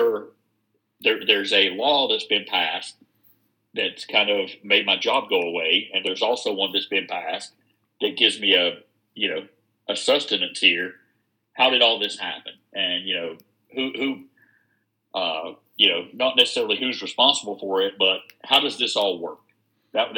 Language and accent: English; Wilkes County, North Carolina, United States; also born or lived in Charlotte, North Carolina; I grew up partially here in Wilkes County, and my mom lived in Charlotte, so I was in Charlotte during the Jim Crockett days